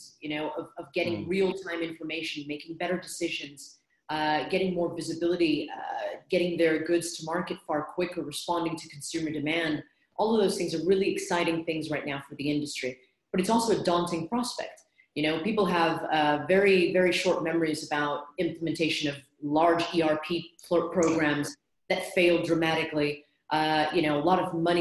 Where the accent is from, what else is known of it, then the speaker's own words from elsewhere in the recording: United States; accent: American; moved away as an adult; now in London, United Kingdom; by my accent, you can tell that I'm American, although I've lived here in London for 18 years now